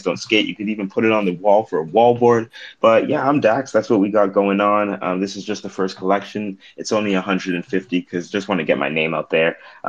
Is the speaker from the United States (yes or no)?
no; British Columbia, Canada; I'm from British Columbia, Canada.